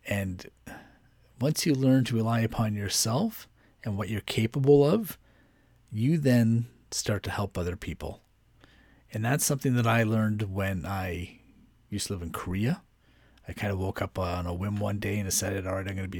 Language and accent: English; just north of Toronto, Ontario, Canada; moved away as an adult; also born or lived in Seoul; I'm just from a little bit up north of Toronto. And I said, that's where I'm from. It's just up north of Toronto.